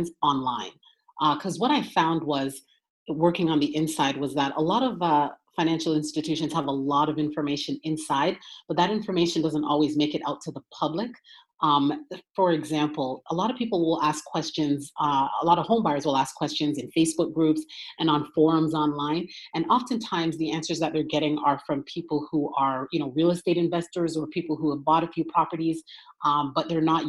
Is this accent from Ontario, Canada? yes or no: yes; Toronto, Ontario, Canada; moved away as an adult; now in United States; I'm originally from Toronto. Ontario in Canada